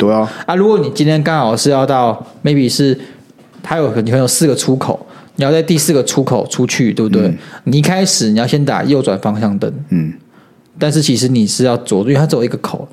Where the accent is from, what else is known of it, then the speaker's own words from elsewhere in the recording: Taiwan; 我们台湾人在玩这种东西